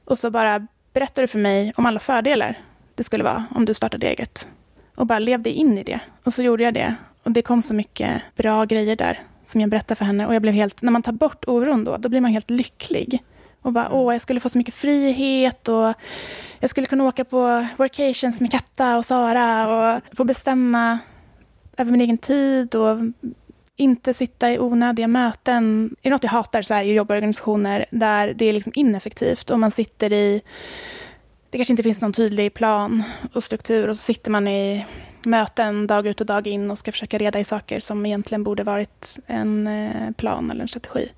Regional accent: Stockholm, Stockholm County, Sweden; moved away as an adult; now in Sollerön, Sweden; jag är från Stockholm och är uppvuxen där

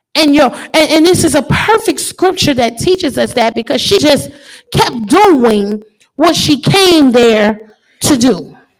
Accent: New Orleans, Louisiana, United States; I grew up in New Orleans

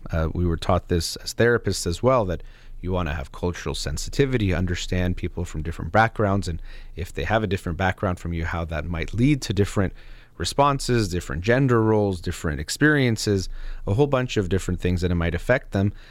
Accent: United States; myself as an American

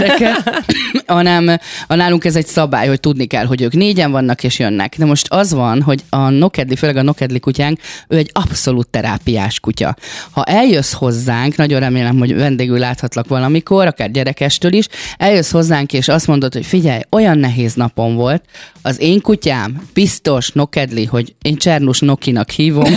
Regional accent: Gyomaendrőd, Békés, Hungary; én vidéki lány vagyok, gyomendrődi lány

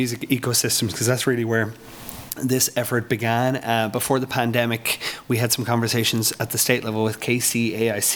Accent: Ireland; now in Lawrence, United States; I'm an Irishman. I had a record label at home in Ireland

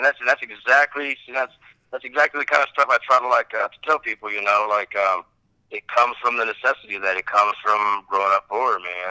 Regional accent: Arkansas, United States; moved away as an adult; growing up in Arkansas and being from the background I was from, I had a strong will to be away from all that, you know. Like, I wanted to be the heck out of Arkansas as soon as I was 18, I moved away.

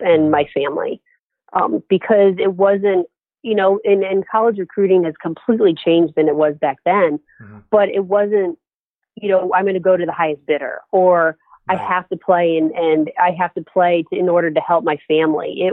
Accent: Lake George, New York, United States; moved away as an adult; also born or lived in Erie, Pennsylvania; Growing up in Lake George, New York, again, it's a resort town.

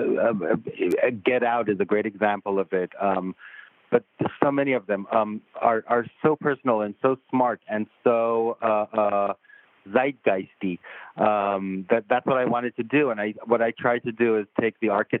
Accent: Israel; moved away as an adult; also born or lived in Tel Aviv; I'm from Israel originally

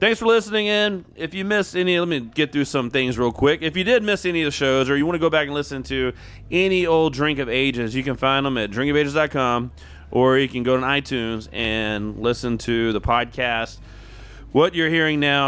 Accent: Humble, Texas, United States; I grew up in Humble

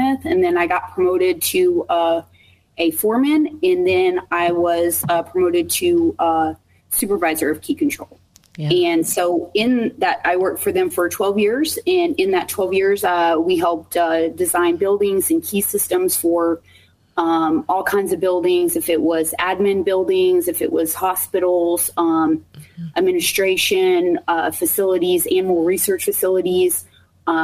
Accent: Texas, United States; moved away as an adult; also born or lived in Dallas; now in Peoria, United States; I am originally from Texas

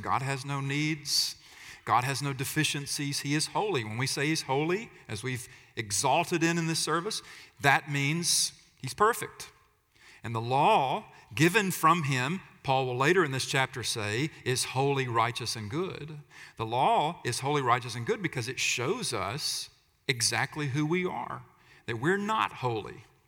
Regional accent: United States; we talk about freedom a lot as Americans

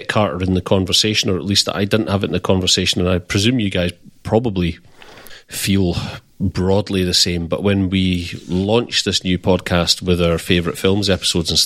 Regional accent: United Kingdom; as a Brit

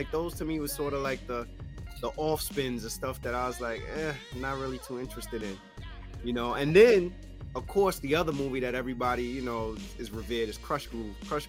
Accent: New York City, New York, United States; born and raised in the Bronx.

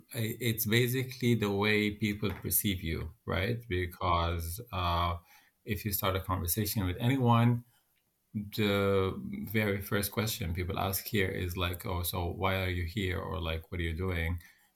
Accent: Sudan; accent: neutral Arabic; moved away as an adult; also born or lived in Egypt / UAE / Qatar; now in Netherlands; I come from Sudan, and I live here in the Netherlands for almost 4 years now.

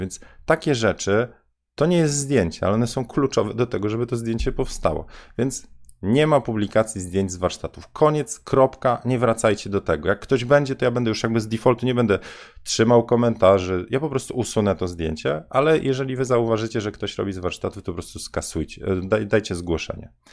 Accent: Bydgoszcz, Kuyavian-Pomeranian Voivodeship, Poland; moved away; ja na osiedlu Bajka mieszkałem

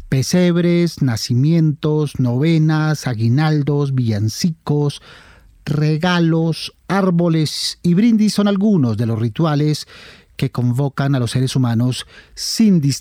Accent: Quindío, Colombia; yo soy del Quindío y hay un pueblo que se llama Quimbaya y allá es muy tradicional los faroles.

